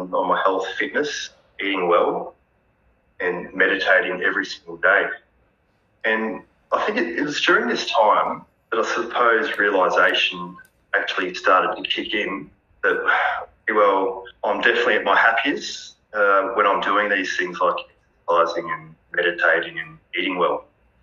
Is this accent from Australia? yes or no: yes; Bendigo, Victoria, Australia; I'm 31 years old. I'm from Bendigo, Victoria.